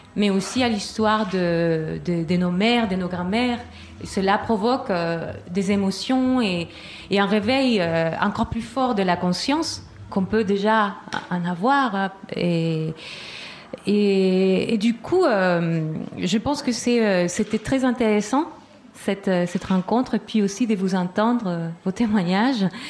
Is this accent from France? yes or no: no; Chile; moved away; du Chili